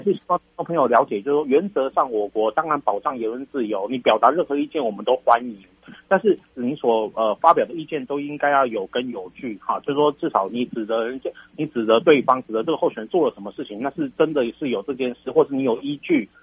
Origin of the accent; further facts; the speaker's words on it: Taiwan; 我们台湾人， 台湾的国民